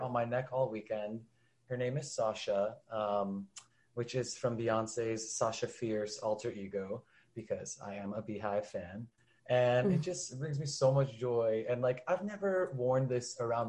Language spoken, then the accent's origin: English; Los Angeles, California, United States; I grew up in Los Angeles to a very loud and proud Persian Jewish family